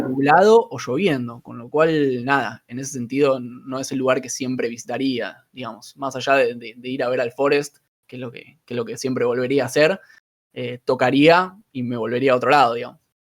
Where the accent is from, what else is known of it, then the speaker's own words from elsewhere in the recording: Argentina; Somos periodistas argentina